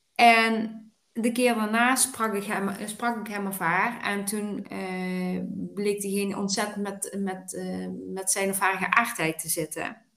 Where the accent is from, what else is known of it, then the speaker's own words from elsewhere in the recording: Weert, Limburg, Netherlands; geboren en getogen in Weert